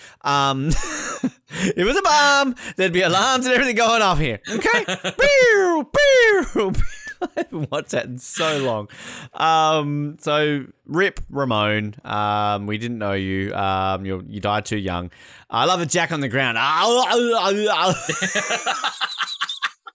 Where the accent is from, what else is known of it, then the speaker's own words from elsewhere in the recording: Australia; I'm Australian